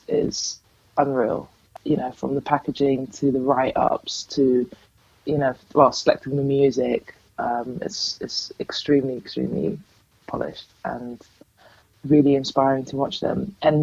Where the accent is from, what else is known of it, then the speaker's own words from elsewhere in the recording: Amsterdam, North Holland, Netherlands; moved away; I'm originally from Amsterdam